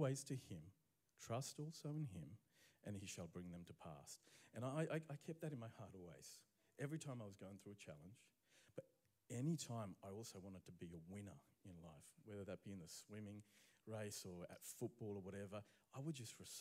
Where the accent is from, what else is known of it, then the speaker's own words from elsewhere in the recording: Romania; now in Brisbane, Australia; I was born in Romania